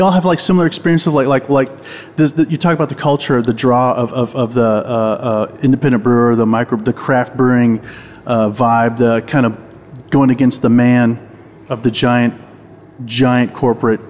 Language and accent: English; Southern California, United States; I grew up in Southern California